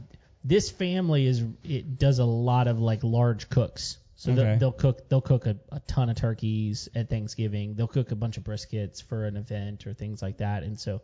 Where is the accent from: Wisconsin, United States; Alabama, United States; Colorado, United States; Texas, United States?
Texas, United States; West; I was born and raised in West Texas, where they have mesquite.